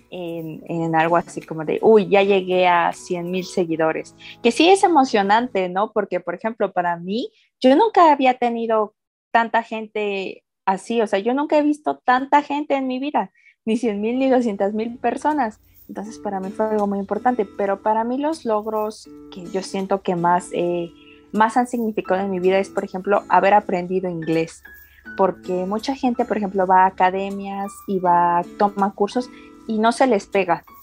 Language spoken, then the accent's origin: Spanish; Mexico City, Mexico; soy de aquí de la Ciudad de México, tengo 25 años